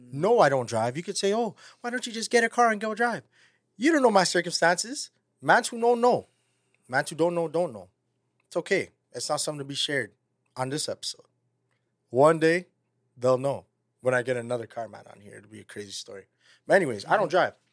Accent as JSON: {"language": "English", "town": "Toronto", "region": "Ontario", "country": "Canada", "said": "we're from Toronto"}